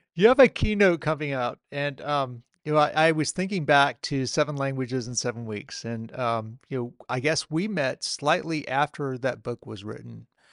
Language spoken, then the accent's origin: English; Chattanooga, Tennessee, United States; I'm from Chattanooga, Tennessee